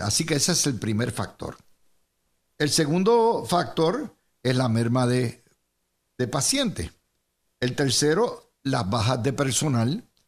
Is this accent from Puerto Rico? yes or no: yes; Cidra, Puerto Rico; mi pueblito de Sidra